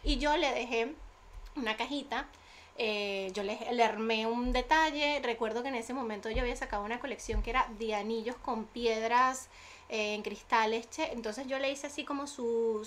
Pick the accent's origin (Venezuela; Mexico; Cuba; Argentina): Venezuela; now in Spain; yo con influencers vengo desde Venezuela